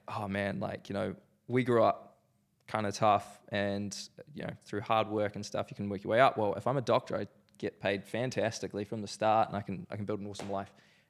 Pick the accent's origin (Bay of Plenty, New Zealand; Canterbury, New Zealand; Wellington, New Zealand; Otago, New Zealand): Canterbury, New Zealand; Christchurch; I was born here in Christchurch, beautiful city, love the city. Born in a family of four, so mum, dad, brother. Born in the fantastic suburb of Lynwood.